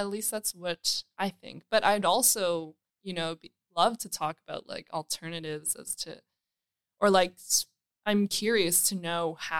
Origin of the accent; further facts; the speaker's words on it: Toronto, Ontario, Canada; I grew up in North York.